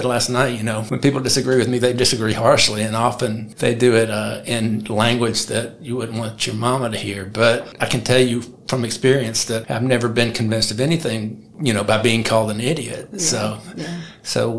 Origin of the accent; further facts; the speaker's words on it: Birmingham, Alabama, United States; I was born in April of 1963, which is the precise moment in time, and just outside Birmingham, Alabama